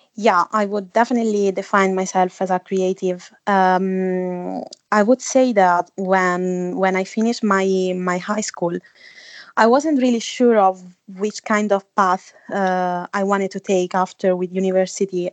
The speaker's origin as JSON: {"language": "English", "country": "Italy", "also_born_or_lived": "Budapest / Amsterdam", "moved": "as an adult", "lives_now": "London, United Kingdom", "said": "I come from Italy. Uh, at the moment I'm living in London"}